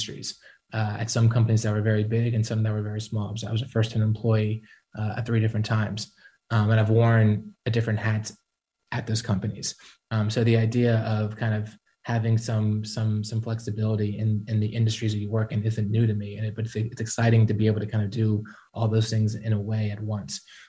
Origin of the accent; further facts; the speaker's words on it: Atlanta, Georgia, United States; We're both from Atlanta. We plan to be here the rest of our life